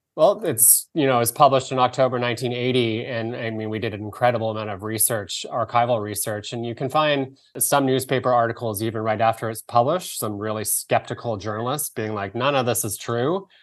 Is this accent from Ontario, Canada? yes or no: no; Victoria, British Columbia, Canada; I grew up in Victoria, British Columbia, in Canada.